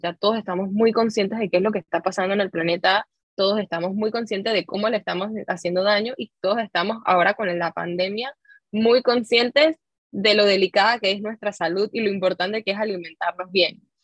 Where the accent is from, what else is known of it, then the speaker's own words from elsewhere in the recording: Panama; nosotros como panameños